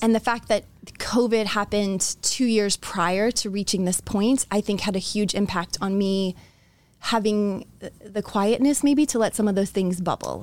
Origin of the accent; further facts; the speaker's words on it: Florida, United States; now in Iowa, United States; I was born in Florida